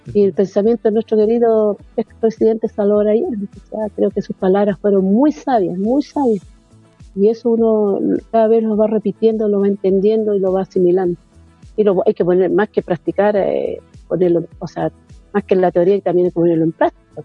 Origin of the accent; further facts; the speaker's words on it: Tocopilla, Antofagasta, Chile; now in Antofagasta, Chile; no soy antofagastina, pero sí soy tocopillana. Llevo 27 que estoy aquí en Antofagasta